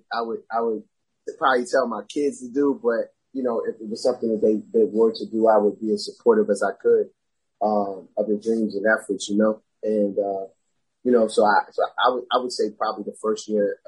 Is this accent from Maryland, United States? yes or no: yes; Beltsville, Maryland, United States; also born or lived in New Jersey; I completed high school. I went to High Point High School. I graduated from there. It's in Beltsville, Maryland, PG County. So I was pretty much a PG County kid for the most part